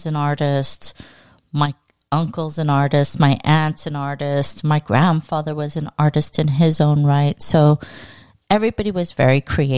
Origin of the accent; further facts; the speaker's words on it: Los Angeles, California, United States; Born and raised.